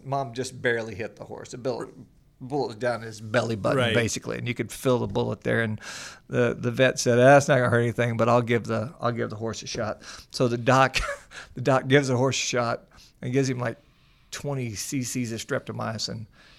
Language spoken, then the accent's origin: English; Missouri, United States; you know that I grew up in the Midwest, a little town outside of Springfield, Missouri, a little dairy community.